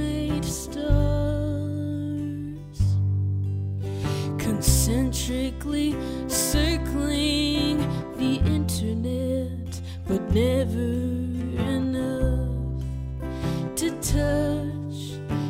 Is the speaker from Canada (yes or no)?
yes; Montreal, Quebec, Canada; my hometown of Montreal